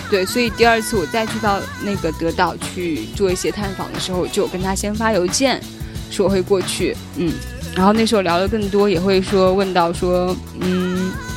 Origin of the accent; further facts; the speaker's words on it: China; 我是从中国来的